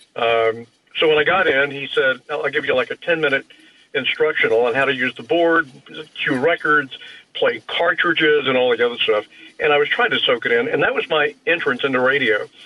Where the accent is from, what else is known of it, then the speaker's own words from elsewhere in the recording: Houston, Texas, United States; I grew up in Houston